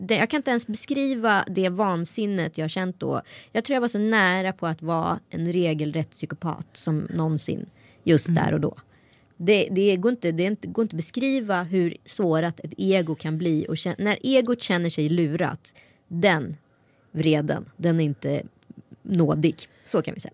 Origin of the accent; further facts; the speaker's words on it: Strömstad, Västra Götaland, Sweden; att jag var en bra neger i Strömstad